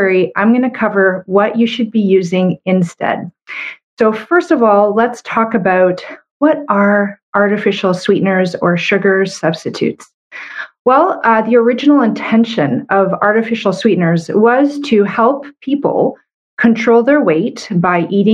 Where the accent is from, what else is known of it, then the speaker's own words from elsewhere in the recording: Canada; I'm a Canadian medical doctor